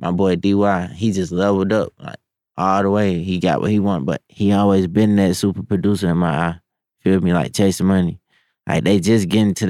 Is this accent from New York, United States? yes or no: no; Humble, Texas, United States; moved away as an adult; now in Atlanta, United States; I was from Humble